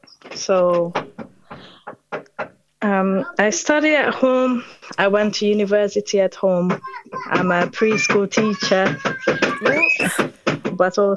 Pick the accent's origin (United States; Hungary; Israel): Hungary; moved away as an adult; now in England, United Kingdom; originally I'm not from England. I'm Hungarian, but I moved here in the early 2000s.